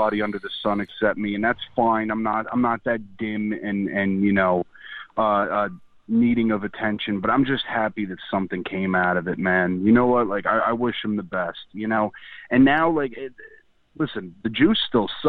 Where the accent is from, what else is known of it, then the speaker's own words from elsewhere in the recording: New Jersey, United States; I'm from New Jersey. It's kind of like New York, but with like a speech impediment.